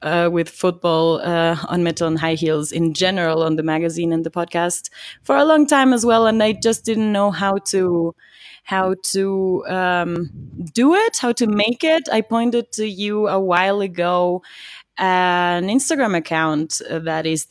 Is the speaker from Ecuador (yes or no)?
yes; Quito, Pichincha, Ecuador; I grew up here in Quito.